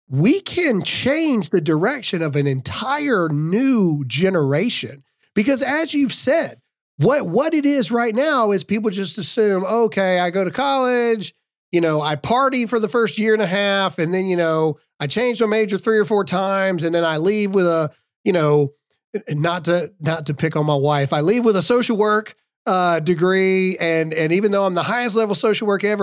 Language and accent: English; South Dakota, United States; And I'm from South Dakota.